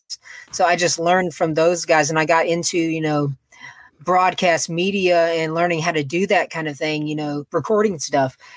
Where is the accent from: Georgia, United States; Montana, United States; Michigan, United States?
Georgia, United States; Macon; I am from Macon, Georgia. It's like an hour away from Atlanta. So I'm in the South.